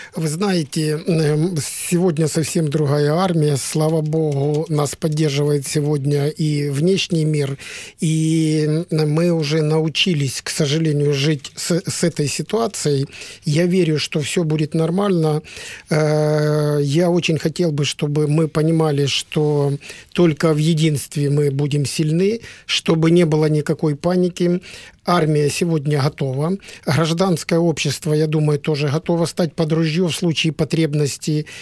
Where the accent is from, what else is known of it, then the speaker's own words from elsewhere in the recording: Donetsk Oblast, Ukraine; мы из Донецкой области